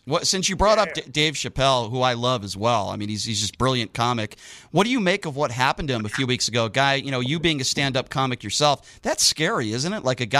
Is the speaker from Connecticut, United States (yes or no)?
yes; Connecticut, United States; now in Las Vegas, United States; I grew up in Connecticut, grew up a Boston sports fan.